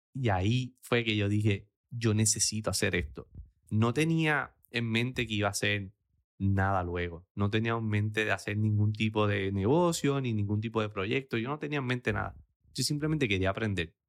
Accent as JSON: {"language": "Spanish", "town": "Aguadilla", "country": "Puerto Rico", "tie": "born or raised there", "said": "mi pueblo de Aguadilla"}